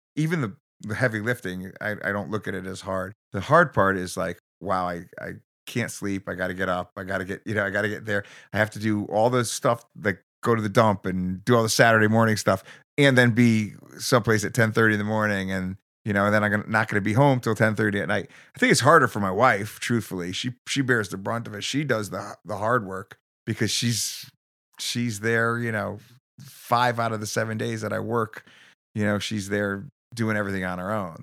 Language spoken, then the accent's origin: English; Bridgeport, Connecticut, United States; also born or lived in New Jersey; now in Newtown, United States; I grew up in Bridgeport.